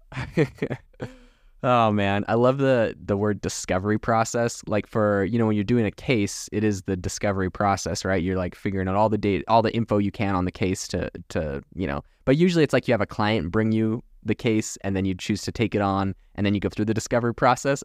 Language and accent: English; Canada; now in United States; growing up in Canada